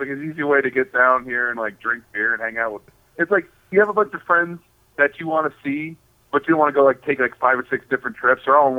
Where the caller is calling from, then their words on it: Phoenix, Arizona, United States; I'm calling from the Phoenix, Arizona Renaissance Fair.